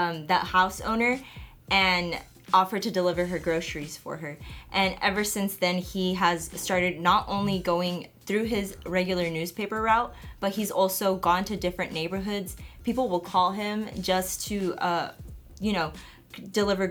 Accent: Oklahoma City, Oklahoma, United States; I'm from Oklahoma City

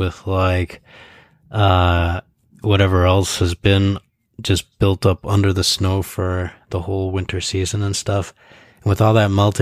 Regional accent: Ann Arbor, Michigan, United States; I grew up in Ann Arbor too

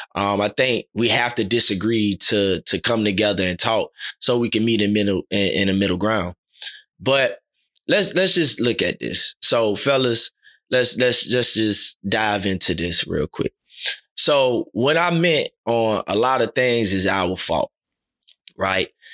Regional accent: Miami, Florida, United States; growing up in Little League, our motto was, "Talk less and do more." Liberty City Vikings

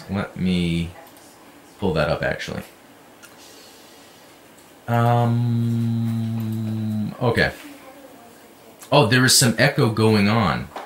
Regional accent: United States; …, heavy arms, not just because I'm American.

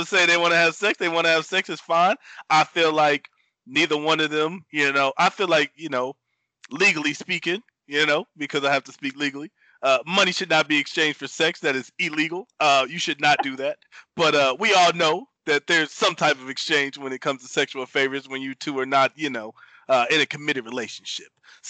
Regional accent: Greensboro, North Carolina, United States; moved away as an adult; I had really never left Greensboro, North Carolina. So, I mean, I took some travel. I've been to New York. I've been to a couple places, but I had never really left my hometown

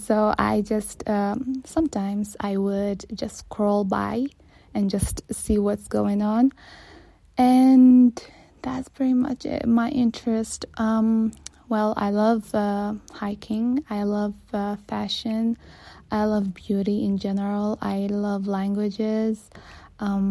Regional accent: Saudi Arabia; I'm born and raised in Saudi Arabia.

